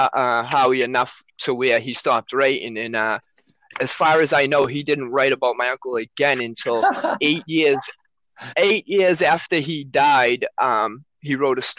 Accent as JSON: {"language": "English", "town": "Everett", "region": "Massachusetts", "country": "United States", "tie": "born or raised there", "also_born_or_lived": "Somerville, Massachusetts", "said": "I was raised here where I still live in Everett, Massachusetts since I was 1 year old"}